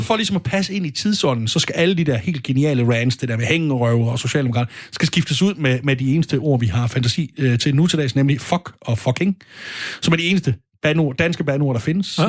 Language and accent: Danish; Stevning, Southern Denmark, Denmark; Jeg er selv fra Sønderborg. Det vil sige, det er jeg ikke, men jeg er fra Alsøen, hvor Sønderborg primært ligger. Fra Nordals, fra Nordborg. Nej, heller ikke faktisk. Fra Stævning, ikke så langt fra Gudrup